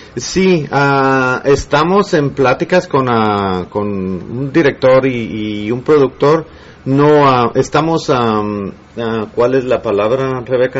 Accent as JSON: {"language": "Spanish", "town": "Guatemala City", "region": "Guatemala Department", "country": "Guatemala", "tie": "born or raised there", "moved": "yes", "lives_now": "Los Angeles, United States", "said": "en la colonia Santa Luisa, zona 6, en mi aldea, en eh, mi pueblo"}